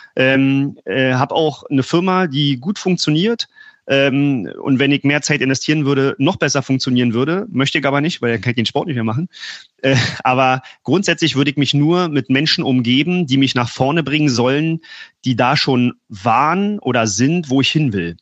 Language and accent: German; Berlin, Germany; Ich komme aus Berlin